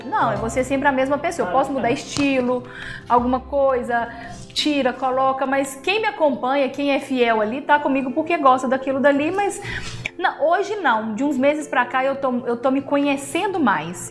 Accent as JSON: {"language": "Portuguese", "town": "Caratinga", "region": "Minas Gerais", "country": "Brazil", "said": "Sou daqui de Caratinga, trabalho muito aqui, amo ser da minha cidade, amo a minha cidade"}